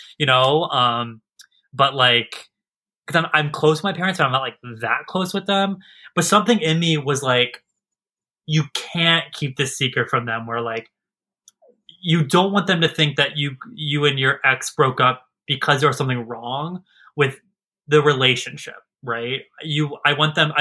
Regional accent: Maryland, United States; also born or lived in Pennsylvania; I was raised in Maryland

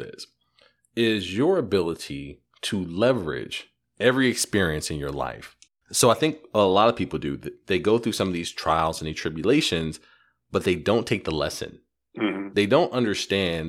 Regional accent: California, United States; moved away as an adult; also born or lived in Arizona; I'm from California

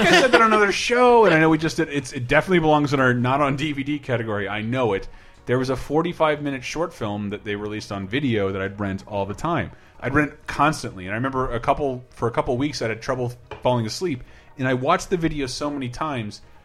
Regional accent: Tallahassee, Florida, United States; I grew up in the South, but not like the not even like the grotesque or the fun South, or like the, the hmm. just like Tallahassee, Florida

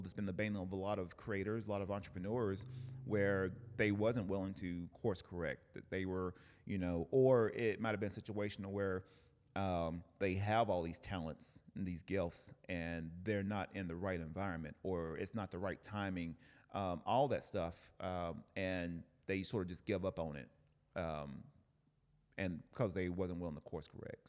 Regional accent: Cleveland, Tennessee, United States; now in Oceanside, United States; Cleveland, Tennessee, my hometown

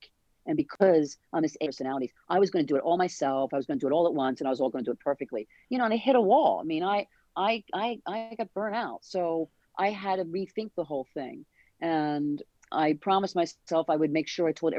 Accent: New Jersey, United States; we're from South Jersey

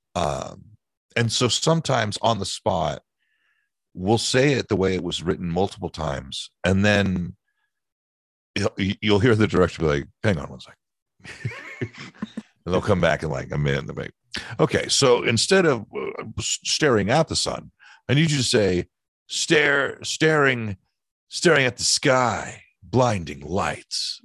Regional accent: East Bay Area, California, United States; I grew up in the Bay Area and East Bay Area, California and Northern California

